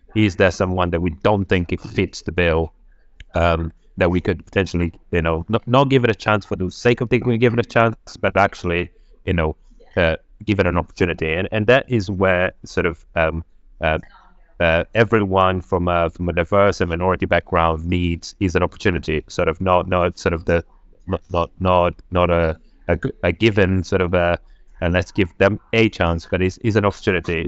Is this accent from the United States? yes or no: no; Angola; English is a second language; also born or lived in Portugal; now in United Kingdom; I was born in Angola, a civil war. I managed to escape civil war in Angola, um, And then I landed in Portugal